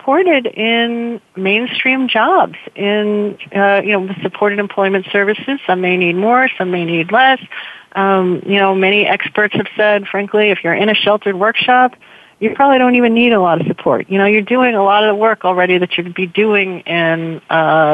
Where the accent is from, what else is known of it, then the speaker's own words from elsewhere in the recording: New York, United States; moved away; also born or lived in Pittsburgh; I'm a New Yorker, actually